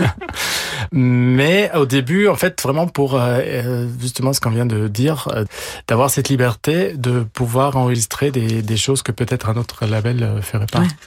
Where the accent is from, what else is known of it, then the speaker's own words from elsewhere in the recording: Italy; first language German; French is a second language; also born or lived in Austria / England; now in Paris, France; j'ai la nationalité italienne. Euh, ma langue maternelle, c'est l'allemand. Euh, j'ai étudié euh, en Autriche et en Angleterre. depuis 20 ans, je vis à Paris.